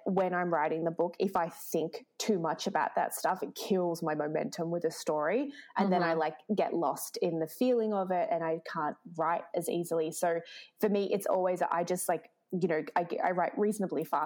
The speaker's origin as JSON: {"language": "English", "town": "Melbourne", "region": "Victoria", "country": "Australia", "moved": "yes", "lives_now": "Toronto, Canada", "said": "I come from Melbourne and I live in Toronto"}